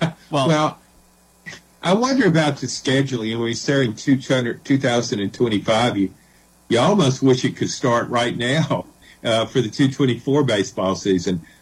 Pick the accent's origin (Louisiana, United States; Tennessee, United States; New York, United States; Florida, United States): Louisiana, United States; I'm a Southern guy. I grew up in Louisiana